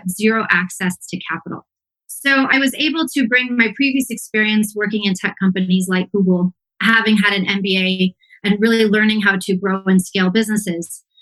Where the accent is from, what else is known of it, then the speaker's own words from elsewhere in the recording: Palo Alto, California, United States; moved away as an adult; now in Mexico City, Mexico; I grew up around Palo Alto